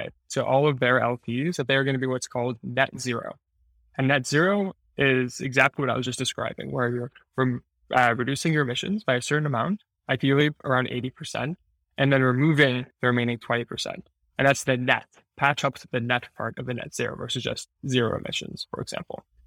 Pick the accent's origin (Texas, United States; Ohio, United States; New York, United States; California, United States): New York, United States; moved away as an adult; also born or lived in Montreal, Canada; now in San Francisco, United States; I actually grew up in New York